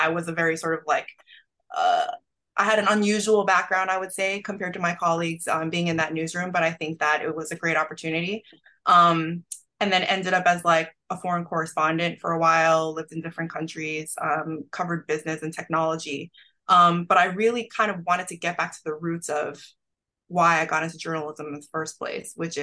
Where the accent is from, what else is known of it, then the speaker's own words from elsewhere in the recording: New York, United States; I grew up in New York